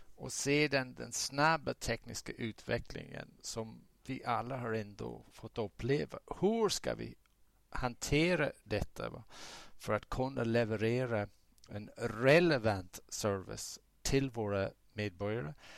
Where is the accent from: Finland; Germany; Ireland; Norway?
Ireland; southern Ireland; now in Sweden; ursprungligen kommer jag från södra Irland, republiken Irland.